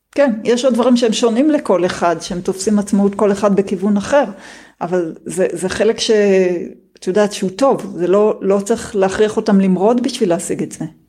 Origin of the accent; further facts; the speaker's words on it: Israel; השנים שלי כילדה בקיבוץ